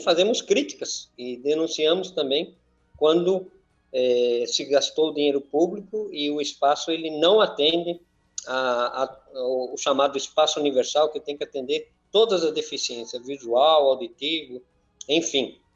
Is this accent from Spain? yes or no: yes; Madrid, Community of Madrid, Spain; now in Itu, Brazil; eu sou espanhol, sou de Madrid